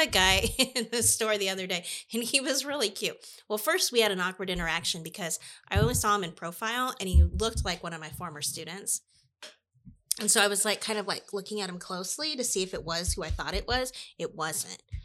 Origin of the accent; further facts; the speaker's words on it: Iowa, United States; I'm from Iowa